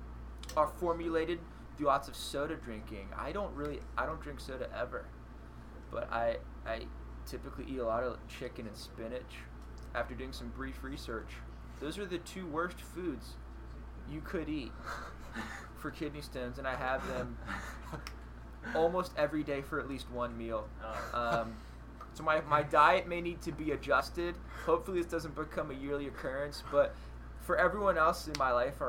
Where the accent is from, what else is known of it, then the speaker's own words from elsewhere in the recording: Cranberry Township, Pennsylvania, United States; I'm from Cranberry Township, Pennsylvania